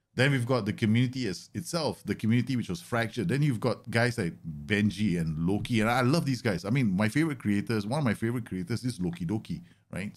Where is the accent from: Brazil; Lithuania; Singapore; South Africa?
Singapore; Singaporean Indian.